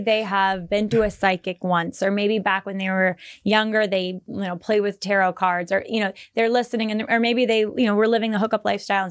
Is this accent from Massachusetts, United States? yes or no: no; Bay Area, California, United States; I'm from the Bay